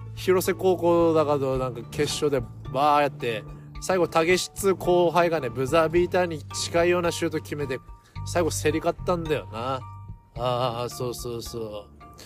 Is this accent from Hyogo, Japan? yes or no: no; Sendai, Miyagi, Japan; 地元の仙台 89ers